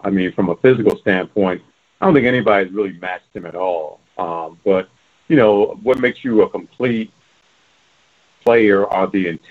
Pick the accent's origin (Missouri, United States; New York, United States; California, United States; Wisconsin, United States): New York, United States; New York City; I'm a senior writer with ESPN's The Undefeated, and I'm from Brooklyn, New York.